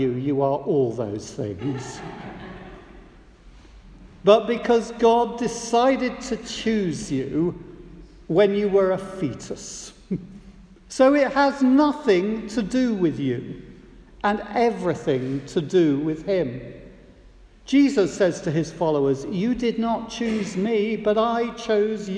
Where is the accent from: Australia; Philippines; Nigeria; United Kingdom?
United Kingdom; as a British citizen